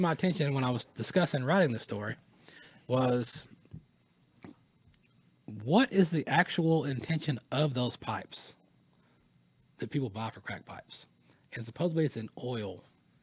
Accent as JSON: {"language": "English", "country": "United States", "tie": "born or raised there", "said": "as a European American born here in America"}